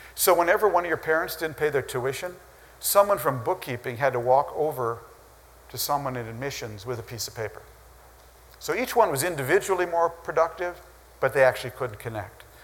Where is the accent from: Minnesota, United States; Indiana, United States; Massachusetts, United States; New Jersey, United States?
Minnesota, United States; growing up in Minnesota